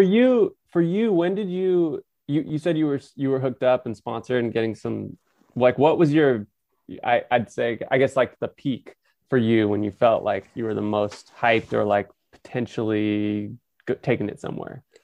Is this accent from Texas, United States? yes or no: no; Napa, California, United States; I'm from Napa, which is just an hour north of San Francisco